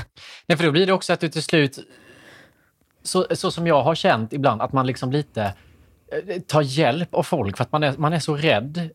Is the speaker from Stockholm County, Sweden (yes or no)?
no; Värnamo, Jönköping County, Sweden; nu kommer jag från Värnamo